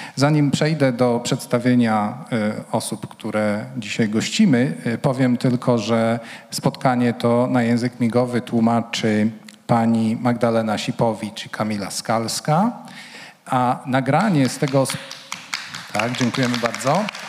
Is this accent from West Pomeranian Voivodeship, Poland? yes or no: no; Łódź, Łódź Voivodeship, Poland; jestem łodzianinem